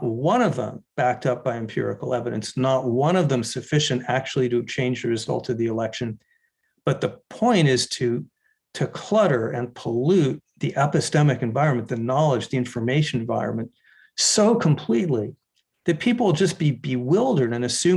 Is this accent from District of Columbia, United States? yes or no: no; Arizona, United States; My home state, Arizona